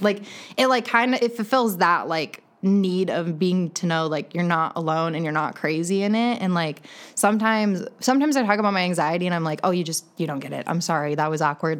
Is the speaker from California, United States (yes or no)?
no; Green Bay, Wisconsin, United States; moved away as an adult; also born or lived in Iowa / Denver; I am actually born and raised in Green Bay, Wisconsin.